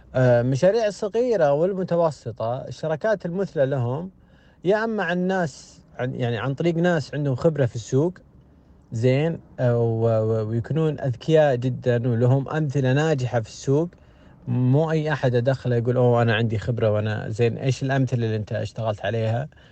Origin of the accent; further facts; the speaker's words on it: Saudi Arabia; عندنا في السعودية